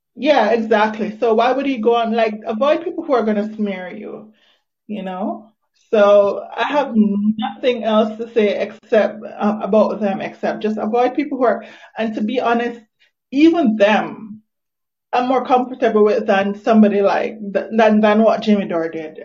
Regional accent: Jamaica; I'm not even Nigerian. I'm Jamaican.

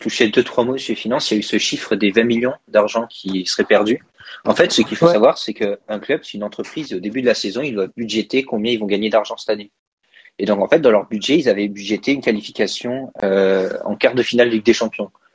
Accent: France; en tant que Français tous les deux

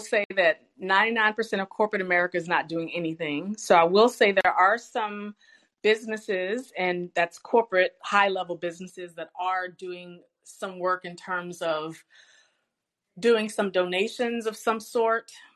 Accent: Richmond, Virginia, United States; I'm born and raised in Richmond, Virginia

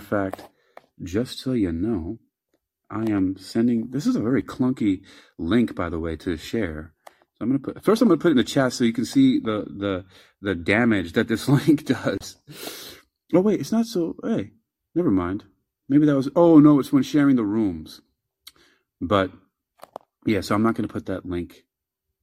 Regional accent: New York, United States; I'm from New York.

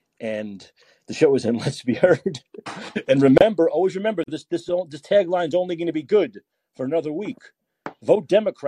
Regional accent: New York, United States; There was a guy growing up in New York.

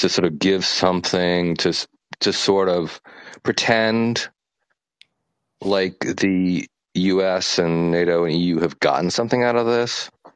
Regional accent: United States; now in Vietnam; I'm an American living in Vietnam

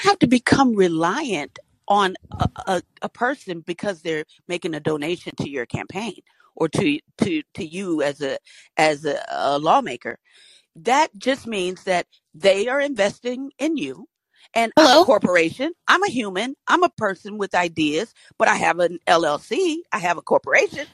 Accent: Georgia, United States; I'm from Georgia

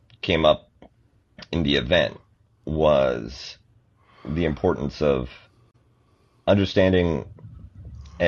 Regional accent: Canada; growing up in Canada

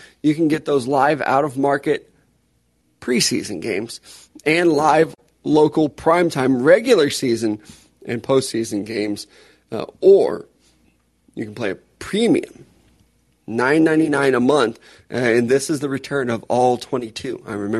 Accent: St. Charles, Missouri, United States; Like, I'm from St. Charles. You're not from St. Louis.

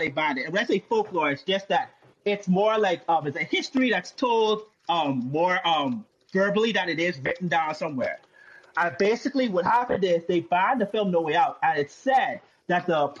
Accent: Bahamas; I'm from the Bahamas

